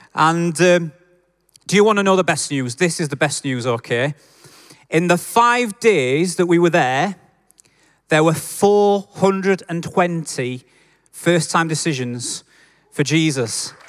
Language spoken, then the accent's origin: English; Yorkshire and the Humber, United Kingdom; accent: Yorkshire; I'm a Yorkshireman